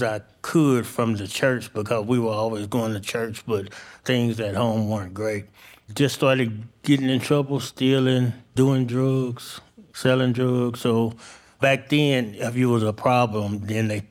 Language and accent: English; Stuttgart, Arkansas, United States; also born or lived in St. Louis, Missouri; I was born in St. Louis, and through a bad environment, I was given to the state with my brother, and a lady from Stuttgart, Arkansas, adopted us